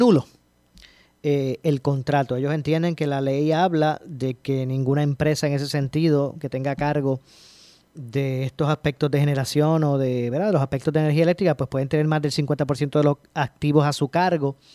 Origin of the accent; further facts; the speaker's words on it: Puerto Rico; soy, soy de Puerto Rico, vivo en Puerto Rico, pero me gustaría eh, hacer un negocio en Islas Vírgenes